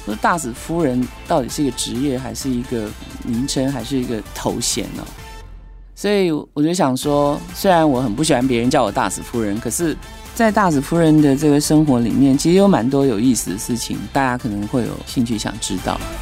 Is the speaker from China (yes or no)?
no; Taiwan; 我很可能是那个他们第一次见到从台湾来的女性